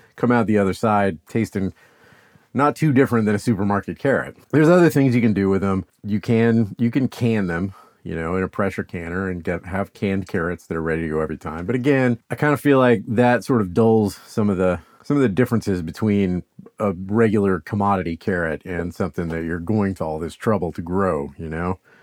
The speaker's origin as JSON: {"language": "English", "region": "the South", "country": "United States", "said": "I'm from the South"}